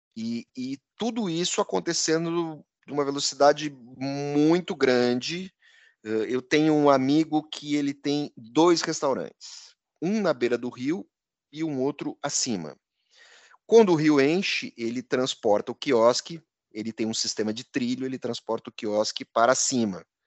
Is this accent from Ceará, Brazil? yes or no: no; Encantado, Rio Grande do Sul, Brazil; a cidade de Encantado, onde eu fui criado